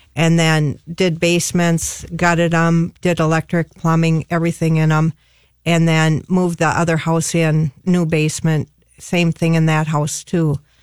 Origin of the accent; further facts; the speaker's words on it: Bloomington, Minnesota, United States; now in Harris, United States; I grew up in Bloomington, and I have a brother and two other sisters